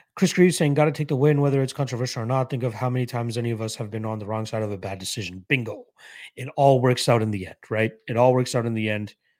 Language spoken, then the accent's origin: English; Toronto, Ontario, Canada; I'm from Toronto, so not too far